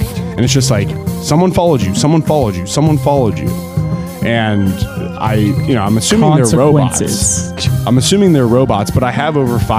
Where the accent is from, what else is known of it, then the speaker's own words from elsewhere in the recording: Cincinnati, Ohio, United States; I'm from Cincinnati, Ohio.